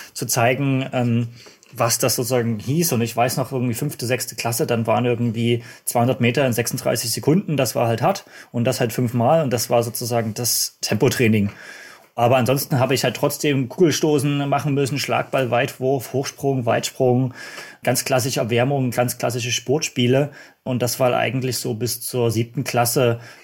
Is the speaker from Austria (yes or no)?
no; Dresden, Saxony, Germany; ich komme aus Dresden, das hört man wahrscheinlich auch so ein bisschen vom Akzent